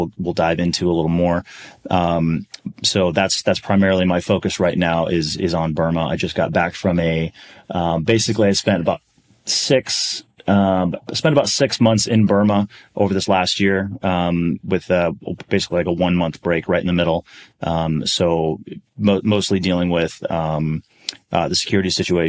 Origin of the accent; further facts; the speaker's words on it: Milwaukee, Wisconsin, United States; grew up in Milwaukee, Wisconsin